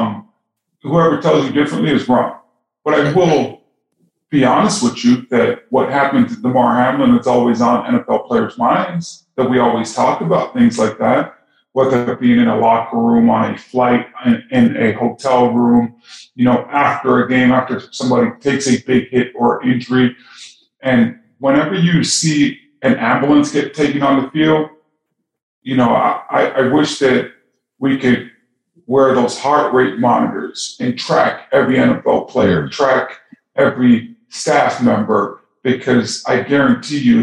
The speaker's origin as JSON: {"language": "English", "town": "Toronto", "region": "Ontario", "country": "Canada", "tie": "born or raised there", "said": "I grew up in Toronto, Canada."}